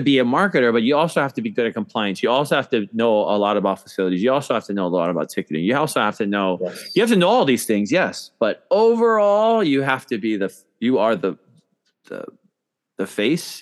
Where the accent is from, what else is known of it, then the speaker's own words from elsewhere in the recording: Hawaii, United States; moved away as an adult; also born or lived in New York / California; I'm born and raised in Hawaii